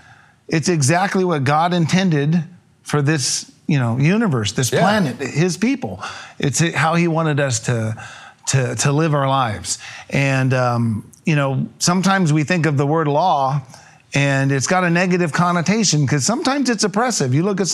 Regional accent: California, United States; Yes, we're from Riverside County, California.

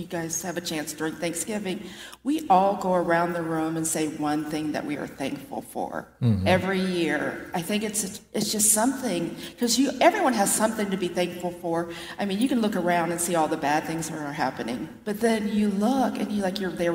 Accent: Delaware, Ohio, United States; we're from Delaware, Ohio. He would take us from relative to relative, and we all live within like a block

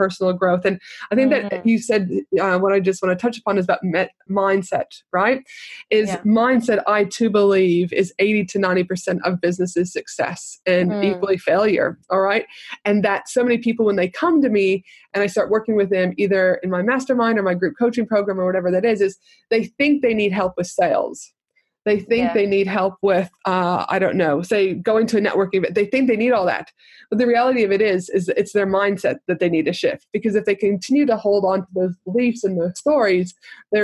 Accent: Canada; growing up in Canada

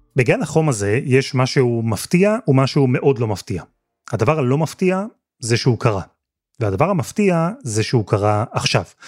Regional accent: Israel; now in United Kingdom; אנחנו הישראלים

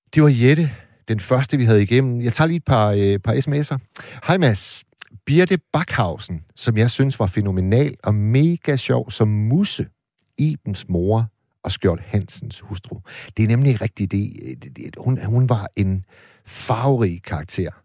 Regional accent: Hirtshals, North Denmark Region, Denmark; i Hirtshals, hvor jeg er vokset op

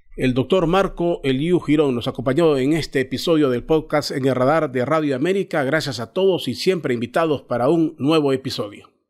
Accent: Honduras; todos somos hondureños

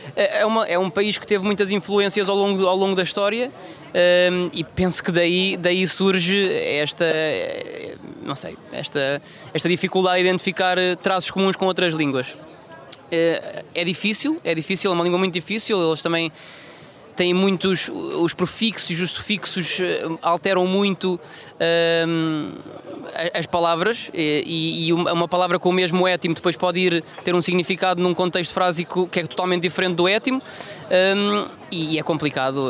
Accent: Funchal, Madeira, Portugal; sou natural do Funchal, eh, filho de imigrantes

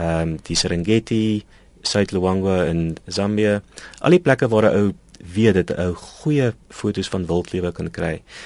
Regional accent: Pretoria, Gauteng, South Africa; ek het in Pretoria groot geword

